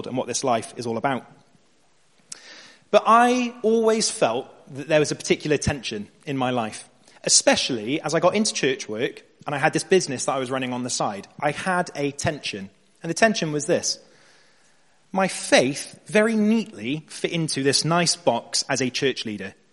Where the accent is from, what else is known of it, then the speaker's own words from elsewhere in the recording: Bristol, South West England, United Kingdom; I'm a graphic designer, born and raised in Bristol.